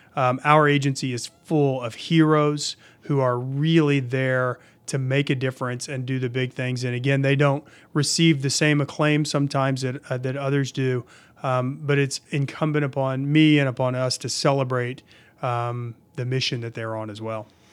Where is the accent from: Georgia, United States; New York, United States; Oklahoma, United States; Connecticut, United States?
Oklahoma, United States; Oklahoma City; I grew up in Oklahoma City.